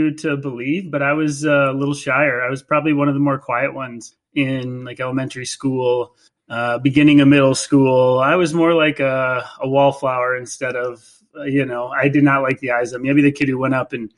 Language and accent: English; Green Bay, Wisconsin, United States; I'm from Green Bay, Wisconsin